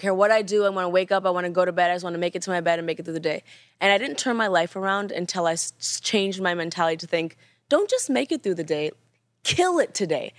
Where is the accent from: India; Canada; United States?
Canada; because I'm Canadian, a lot of my pronunciation is a little